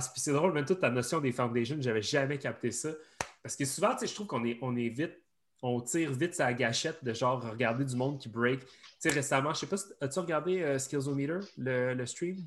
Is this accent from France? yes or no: no; outside Montreal, Quebec, Canada; on vient de l'extérieur de Montréal